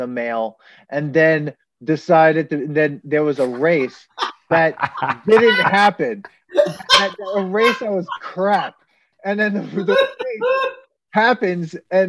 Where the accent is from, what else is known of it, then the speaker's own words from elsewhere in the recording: Cincinnati, Ohio, United States; I'm from Cincinnati. This is the only movie ever filmed here.